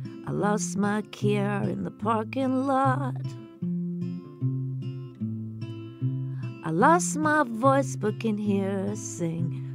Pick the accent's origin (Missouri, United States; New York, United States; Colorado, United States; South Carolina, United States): Colorado, United States; I'm from Colorado